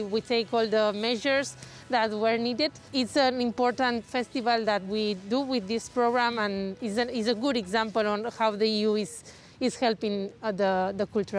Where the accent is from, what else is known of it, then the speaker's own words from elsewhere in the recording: Palma, Balearic Islands, Spain; I'm from Palma here in Mallorca